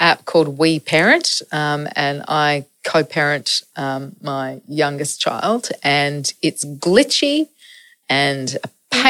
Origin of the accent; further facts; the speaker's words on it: Adelaide, South Australia, Australia; now in Melbourne, Australia; Adelaide's my hometown. Melbourne is my adopted town.